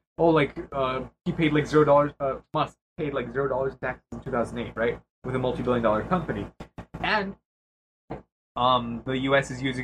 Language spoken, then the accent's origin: English; United States; That is my responsibility as an American.